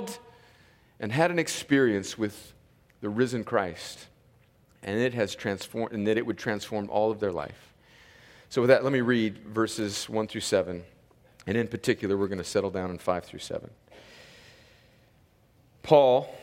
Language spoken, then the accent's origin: English; Southern California, United States; I grew up in a church in my hometown in Southern California in the early 1970s